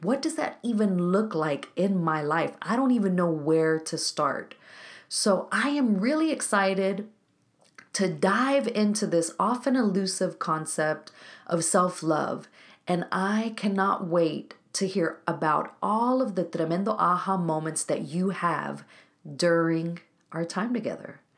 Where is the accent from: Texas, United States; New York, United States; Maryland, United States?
Texas, United States; Waco; Waco, Texas, my hometown